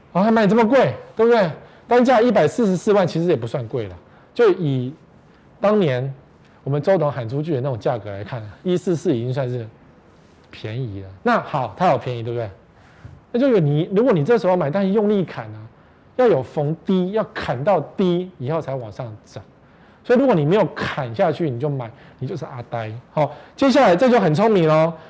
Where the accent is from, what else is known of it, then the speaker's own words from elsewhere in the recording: Taipei, Taiwan; 我们台北人